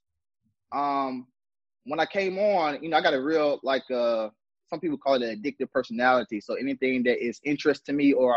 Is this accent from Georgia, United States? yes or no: yes; Atlanta, Georgia, United States; I'm from Atlanta, Georgia. Zone 6, to be exact.